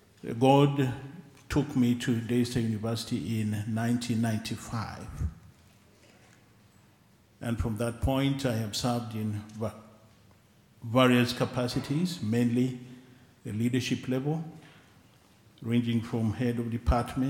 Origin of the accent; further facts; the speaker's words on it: Kenya; I'm a Kenyan